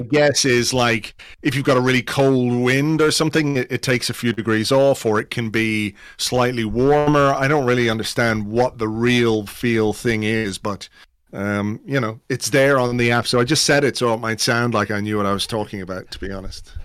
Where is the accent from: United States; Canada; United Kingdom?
United Kingdom; England; a kid who grew up in England. I was born in England